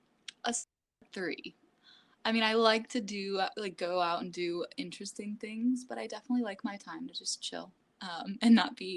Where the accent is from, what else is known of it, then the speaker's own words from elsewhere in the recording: Centennial, Colorado, United States; I grew up in Centennial, Colorado, which is like 20 minutes south of Denver